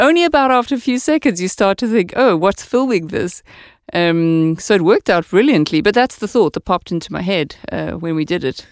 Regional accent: South Africa; moved away as an adult; also born or lived in Amsterdam, Netherlands; now in Denmark; I'm from South Africa, so I say ya a lot

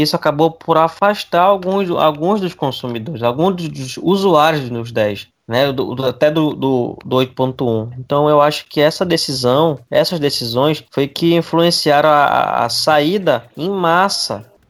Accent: Pará, Brazil; eu sou paraense, pessoal.

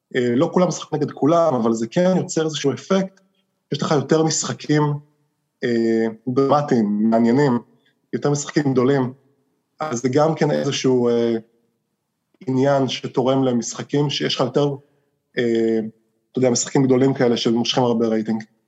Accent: Israel; moved away as an adult; now in United States; כישראלי שגדל בישראל

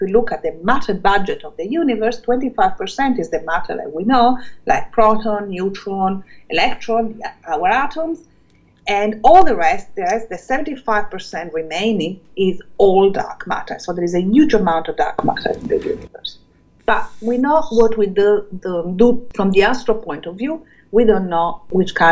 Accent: Calabria, Italy; moved away as an adult; also born or lived in Germany / Switzerland; now in Melbourne, Australia; As a child, I grew up in Calabria, on the mountain, in Sila

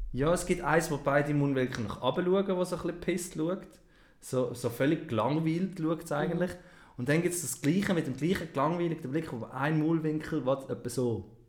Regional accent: Switzerland; Wir haben gelernt, Deutsch schreiben. Und nicht Schweizerdeutsch

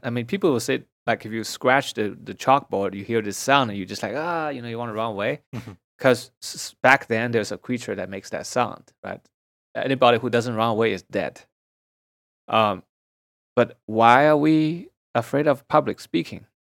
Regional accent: Shanghai, China; moved away as an adult; now in United States; Shanghai was mostly just cities. There's not much nature, and uh, as a city boy

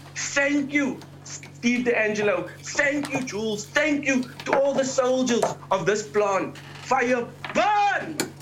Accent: South Africa

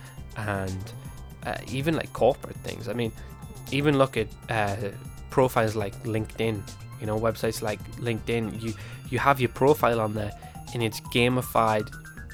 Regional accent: England, United Kingdom; being English

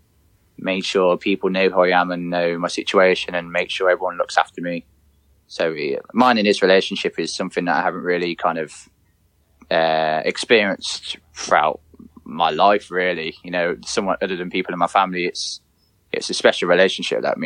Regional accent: Coventry, West Midlands, United Kingdom; go to Coventry games and stuff like that in obviously my hometown

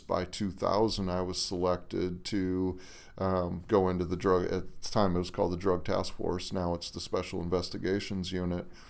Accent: Harvey, North Dakota, United States; moved away as an adult; now in Minnesota, United States; I was born in South Dakota and grew up in Harvey, North Dakota

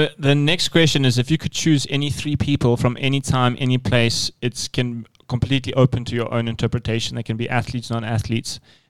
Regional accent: South Africa; as South African rowers, we have, you know, a special connection to lightweight rowing.

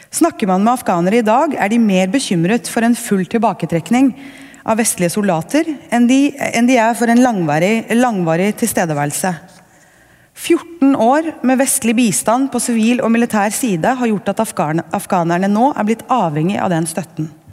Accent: Norway; Som nordmenn

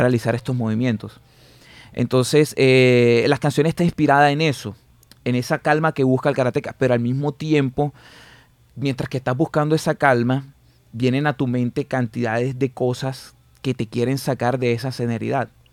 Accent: Barranquilla, Atlántico, Colombia; Yo soy netamente barranquillero y por así decirlo, básicamente soy del gueto. O sea, yo me crié eh, pateando bolas de trapo

